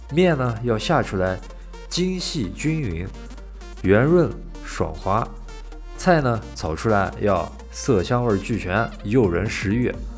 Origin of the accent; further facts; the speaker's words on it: Xinjiang, China; 这个地方呢，就是我出生，啊，还有成长的地方，就是我的家乡，新疆